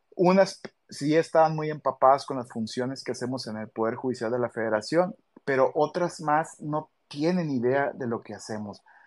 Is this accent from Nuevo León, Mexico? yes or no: yes; Monterrey, Nuevo León, Mexico; moved away as an adult; now in Culiacán, Mexico; Yo soy de, de, de Monterrey, Nuevo León, nacido allá en, en, en ese hermoso estado, y por necesidades de servicio y por invitación me tuve que venir a trabajar acá en Culiacán, Sinaloa